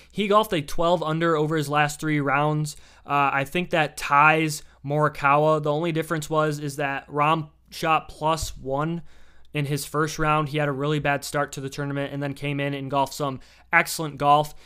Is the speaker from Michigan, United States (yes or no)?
yes; Michigan, United States; I'm just from Michigan.